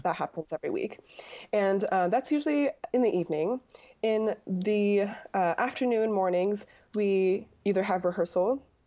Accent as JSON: {"language": "English", "town": "Anchorage", "region": "Alaska", "country": "United States", "said": "I was from Anchorage, Alaska"}